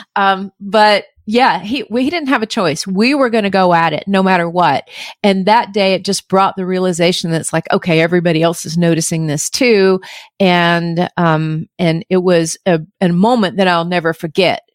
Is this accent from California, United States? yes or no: no; North Georgia mountains, United States; I grew up in the North Georgia mountains